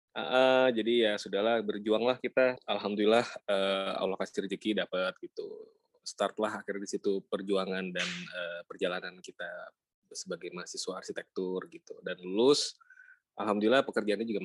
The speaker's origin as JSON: {"language": "Indonesian", "region": "Jakarta", "country": "Indonesia", "tie": "born there", "also_born_or_lived": "Palu, Indonesia", "said": "Iya, jadi uh, gue KTP memang lahir di Jakarta."}